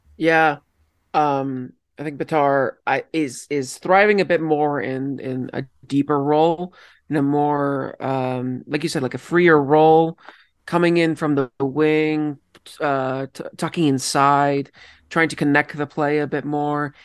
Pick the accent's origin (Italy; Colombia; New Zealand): Colombia; also born or lived in Oakville, Ontario, Canada; now in Canada; I am from Colombia